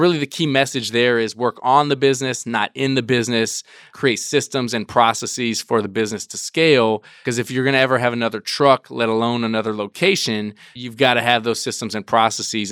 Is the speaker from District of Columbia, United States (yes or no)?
yes; Washington, District of Columbia, United States; I grew up in Washington, D C